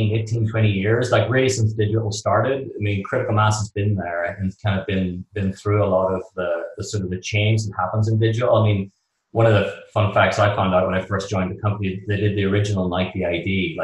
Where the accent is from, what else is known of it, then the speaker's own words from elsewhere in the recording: Belfast, Northern Ireland, United Kingdom; moved away as an adult; also born or lived in London; now in New York, United States; I'm from Belfast in Northern Ireland. And pretty much at like 18, like most of my friends at the time, we were growing up in Belfast